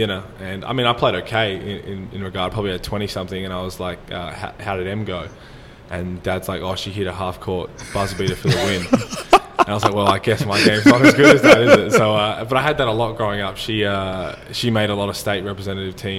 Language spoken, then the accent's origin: English; Australia; accent: Australian; moved away as an adult; now in United States; In my hometown, probably, just because it's so small, it's a little country town